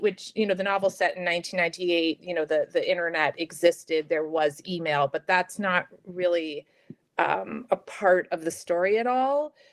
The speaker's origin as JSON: {"language": "English", "town": "New York City", "region": "New York", "country": "United States", "tie": "born or raised there", "said": "I grew up in New York City, in Manhattan"}